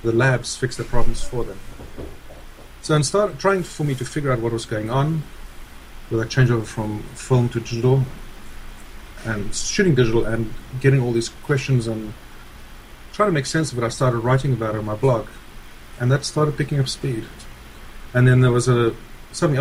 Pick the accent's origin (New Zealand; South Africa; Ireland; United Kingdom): South Africa; moved away as an adult; now in United States; I'm originally from South Africa, and we immigrated to the United States 15 years ago